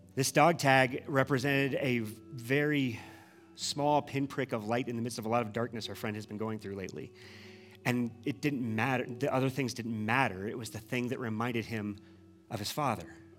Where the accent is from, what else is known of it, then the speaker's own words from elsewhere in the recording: Midwest, United States; moved away; we're from the Midwest